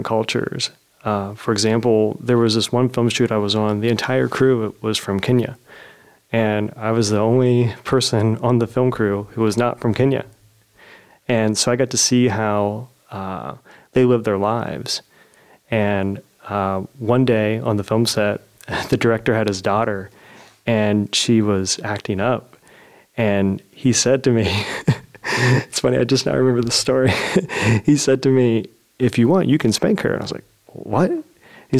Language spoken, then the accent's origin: English; Zanesville, Ohio, United States; a local coffee shop in my hometown, Zanesville